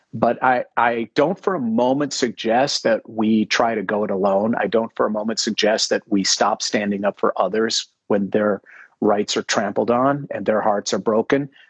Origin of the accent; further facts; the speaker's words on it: Minneapolis, Minnesota, United States; I grew up in Minneapolis